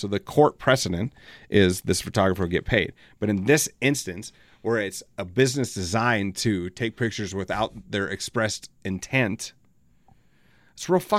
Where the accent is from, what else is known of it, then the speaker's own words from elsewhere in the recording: Elsinore, California, United States; I grew up in Elsinore, so I don't have to go back that far.